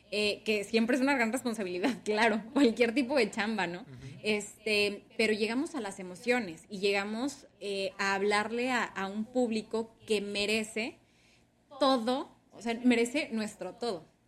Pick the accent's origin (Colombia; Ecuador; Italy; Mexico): Mexico; Ciudad Obregón, Sonora; moved away as an adult; now in Hermosillo, Mexico; yo soy originaria soy de México. Eh, crecimos en Ciudad Obregón, Sonora.